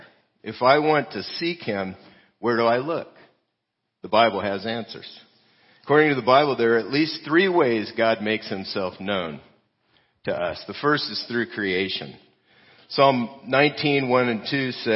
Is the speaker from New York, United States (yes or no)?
no; California, United States; moved away; I'm Californian